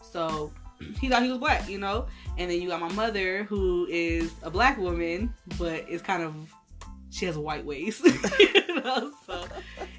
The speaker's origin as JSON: {"language": "English", "town": "Memphis", "region": "Tennessee", "country": "United States", "said": "I was raised so many different places, but I am from Memphis, Tennessee."}